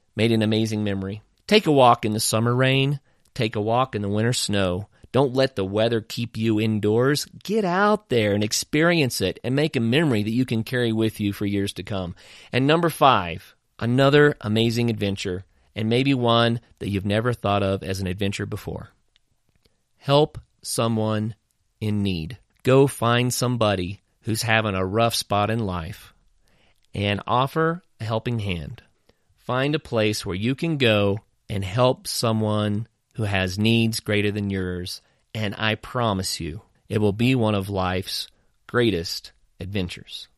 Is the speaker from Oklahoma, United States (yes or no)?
yes; Oklahoma, United States; a kid growing up in Oklahoma